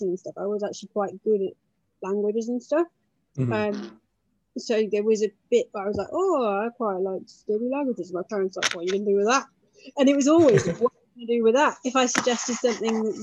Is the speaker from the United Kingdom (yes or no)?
yes; United Kingdom; being British Asian as I am